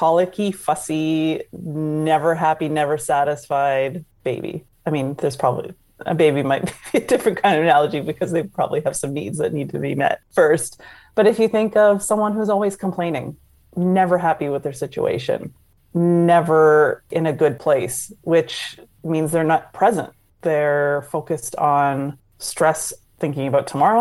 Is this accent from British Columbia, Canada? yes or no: no; just outside of Toronto, Ontario, Canada; moved away as an adult; also born or lived in New York / Indianapolis / Chicago / New Jersey; now in Florida, United States; I grew up just outside of Toronto, met someone from New York, moved to New York